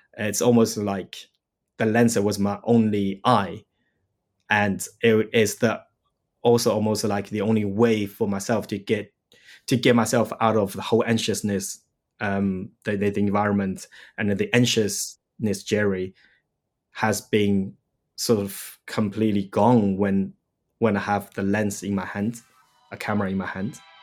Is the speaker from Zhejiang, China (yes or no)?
no; Shanghai, China; moved away; I grew up in Shanghai, in China.